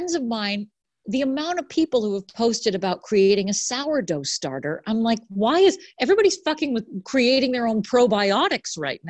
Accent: Boston, Massachusetts, United States; now in West Orange, United States; I'm from Boston.

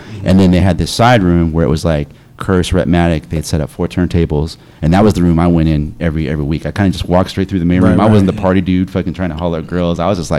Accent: New York, United States; we're from the East Coast. New

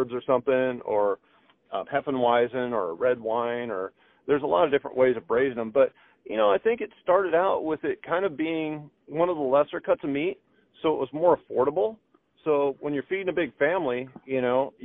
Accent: Midwest, United States; now in Oahu, United States; I'm born and raised in the Midwest, so I grew up with, you know, we actually used to butcher cows with friends and family

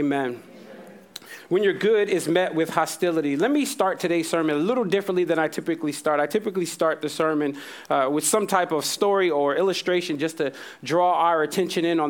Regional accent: United States; I am an American pastor

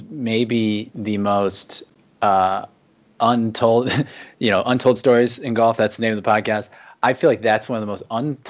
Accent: Akron, Ohio, United States; I'm from Akron, Ohio, and anyone that knows me knows I own about 50 different Akron t-shirts.

